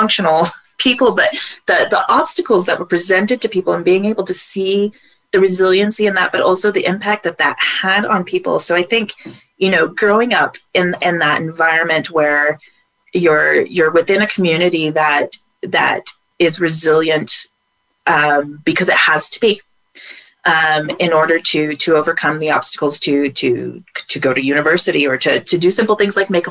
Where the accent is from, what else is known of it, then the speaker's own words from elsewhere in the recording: United States; moved away; being an American abroad